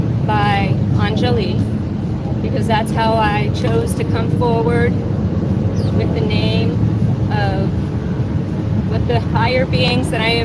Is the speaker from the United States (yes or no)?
yes; Jacksonville, Florida, United States; also born or lived in Fort Smith, Arkansas; I was born on February 1st, 1972 in Fort Smith, Arkansas. On the way across the country with my very pregnant mother, where we landed in Jacksonville, Florida, where I grew up